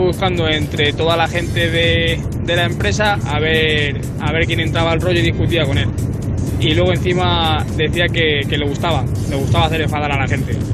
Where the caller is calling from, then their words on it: Bilbao, Basque Country, Spain; Gabón a todo el mundo … de Bilbao.